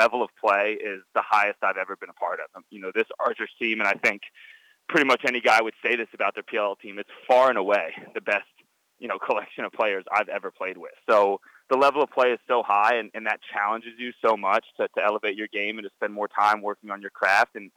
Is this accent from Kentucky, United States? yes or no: no; Atlanta, Georgia, United States; my hometown of Atlanta